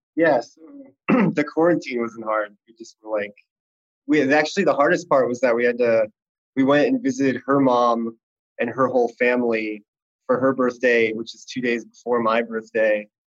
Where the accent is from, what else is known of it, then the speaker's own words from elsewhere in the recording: Boston, Massachusetts, United States; moved away as an adult; now in Los Angeles, United States; I'm from Boston, Massachusetts originally, but I've lived in LA for like 15 years